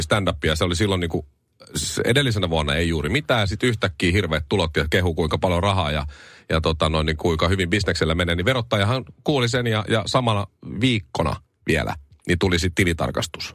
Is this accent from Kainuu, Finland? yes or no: yes; Puolanka, Kainuu, Finland; meillä Puolangalla ei ole enää toimivaa grilliä